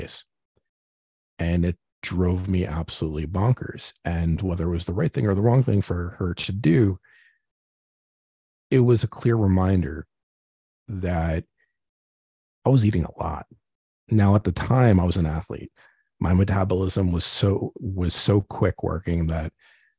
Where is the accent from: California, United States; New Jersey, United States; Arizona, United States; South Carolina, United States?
New Jersey, United States; Growing up in Jersey, in a Jewish household